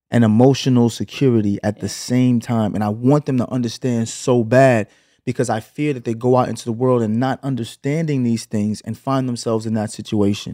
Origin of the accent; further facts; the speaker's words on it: New York City, New York, United States; moved away as an adult; also born or lived in Los Angeles, United States; now in Atlanta, United States; we moved from Canarsie, from from Flatbush to Canarsie when I was 8